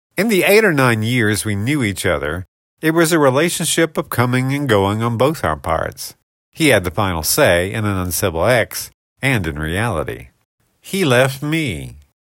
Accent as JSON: {"language": "English", "country": "United States", "tie": "born or raised there", "said": "I loved growing up in Paulding County."}